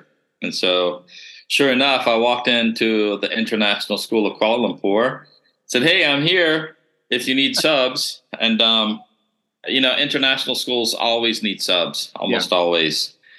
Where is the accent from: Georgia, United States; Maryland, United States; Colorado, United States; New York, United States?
Georgia, United States; near Athens; moved away as an adult; now in Bali, Indonesia; I'm from the States, from USA, from Georgia originally, someplace near Athens, Georgia.